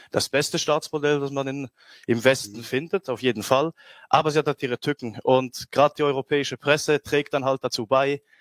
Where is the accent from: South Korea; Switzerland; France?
Switzerland; weil als Schweizer im Ausland, also ich bewege mich dann ja immer unter Rechten oder Patrioten und dann ist man meistens äh, ja, hat man diese exotische Herkunft